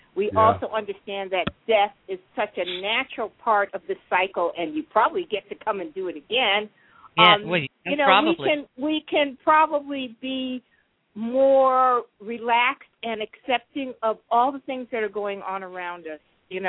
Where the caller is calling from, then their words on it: Minnesota, United States; Yeah, Minnesota.